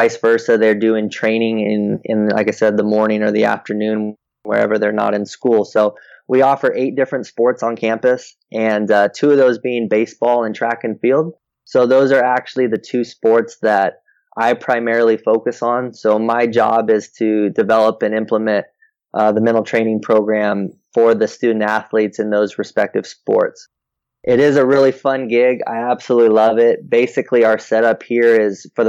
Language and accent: English; Oregon, United States; moved away as an adult; now in Florida, United States; Linfield College, which is in McMinnville, Oregon, my home state